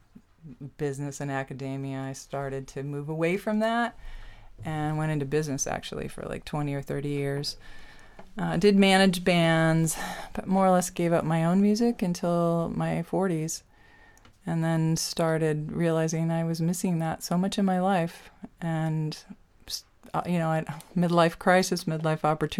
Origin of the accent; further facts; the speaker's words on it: California, United States; I was born and raised in California